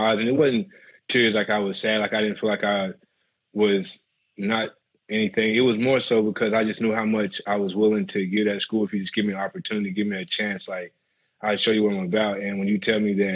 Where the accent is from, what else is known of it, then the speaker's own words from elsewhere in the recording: Brewston, Tennessee, United States; moved away as an adult; growing up in Tennessee